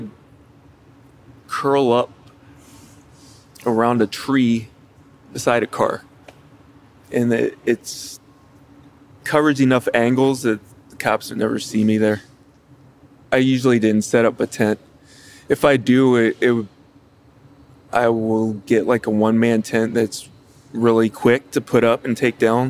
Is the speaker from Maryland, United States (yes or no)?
yes; Chesapeake Beach, Maryland, United States; moved away; I grew up in Calvert County, Maryland, in Chesapeake Beach on the Chesapeake Bay.